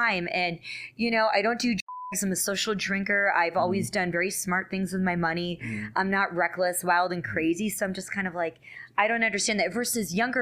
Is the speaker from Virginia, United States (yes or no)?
yes; Richmond, Virginia, United States; moved away as an adult; also born or lived in upstate New York / California; I'm originally from upstate New York, but grew up in Richmond, Virginia. Right. So I grew up in the South